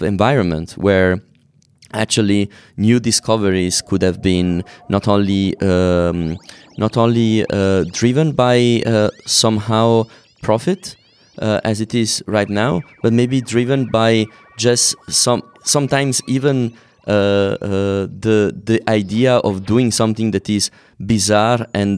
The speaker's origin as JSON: {"language": "English", "town": "Naples", "region": "Campania", "country": "Italy", "moved": "yes", "said": "I come from Napoli originally"}